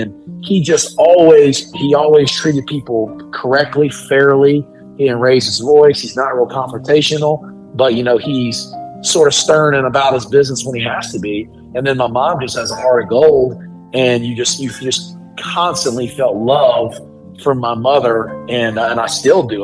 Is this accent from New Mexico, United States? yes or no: no; Marshallville, Georgia, United States; moved away; from Marshall